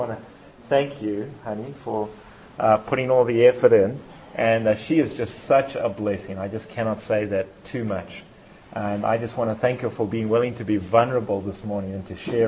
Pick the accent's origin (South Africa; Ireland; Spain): South Africa; now in Tennessee, United States; if you've depicted an accent, it's because I'm from the South. South Africa. And so it's just a little further south than where we than where I am now, which is in Tennessee.